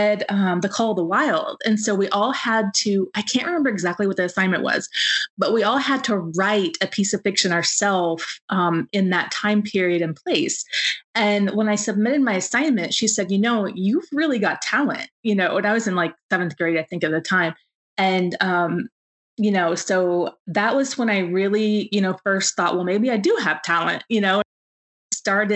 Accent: Kansas, United States; I grew up on a farm in Kansas

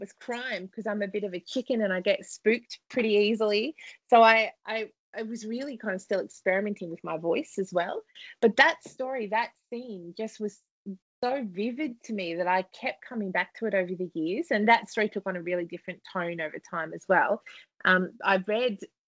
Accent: Australia; from my accent, people probably have already figured that out

